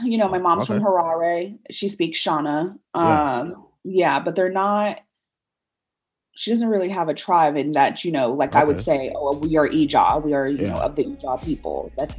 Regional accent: Worcester, Massachusetts, United States; So I was born in Worcester, Massachusetts as a result. I always like to give people this little tidbit.

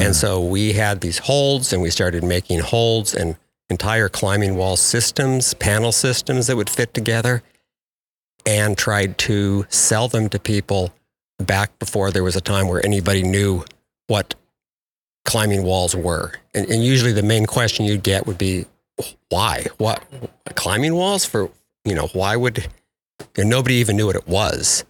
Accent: about 45 miles from Bend, Oregon, United States; now in Bend, United States; I live in Bend, Oregon now, just um, about 45 miles from where I grew up

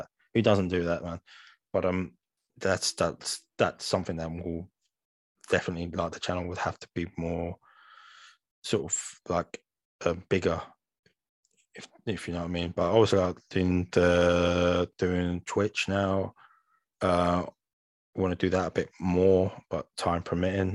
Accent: London, United Kingdom; we're all from London here

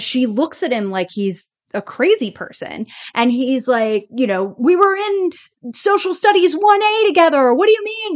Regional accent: the South, United States; moved away as an adult; I grew up in the South

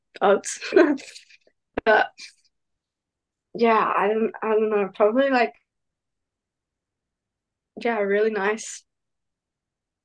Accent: New Zealand; my hometown in New Zealand

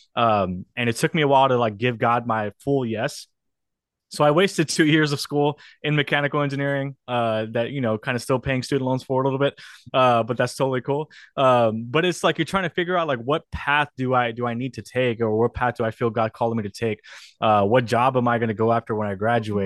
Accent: South Texas, United States; also born or lived in New York City; I got the opportunity to be a student pastor in, in my hometown.

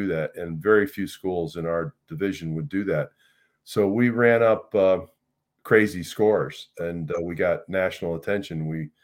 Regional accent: Connecticut, United States; I grew up in Connecticut

